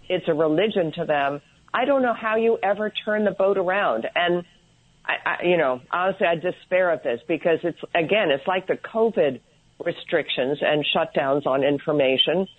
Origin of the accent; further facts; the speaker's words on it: Sharon, Connecticut, United States; I grew up in Sharon, Connecticut